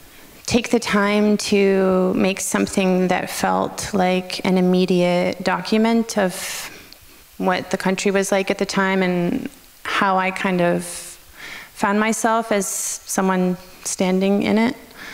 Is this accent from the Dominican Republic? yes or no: no; Canada; Yeah, I guess that's maybe where I'm Canadian.